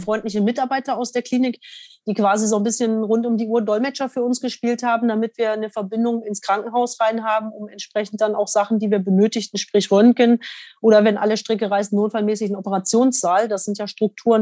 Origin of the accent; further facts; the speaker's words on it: Germany; als Deutscher